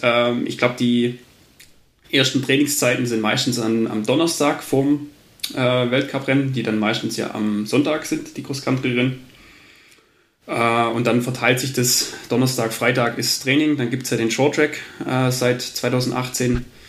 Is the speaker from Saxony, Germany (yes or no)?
no; Albstadt, Baden-Württemberg, Germany; aufgewachsen in Albstadt in der Mountainbike-Hochburg